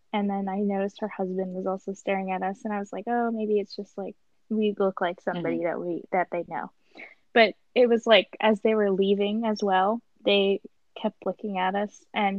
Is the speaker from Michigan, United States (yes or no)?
no; Utah, United States; born there; I've seen a lot of Mormons because I was born in Utah